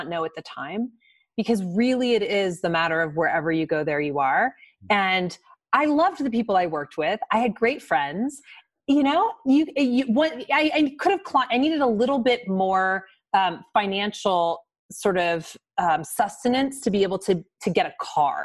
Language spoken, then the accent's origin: English; Midwest, United States; also born or lived in New York; now in Colorado, United States; I grew up in the Midwest